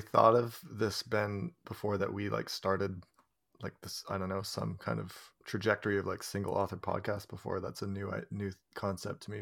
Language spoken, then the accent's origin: English; Canada; for me to get as a Canadian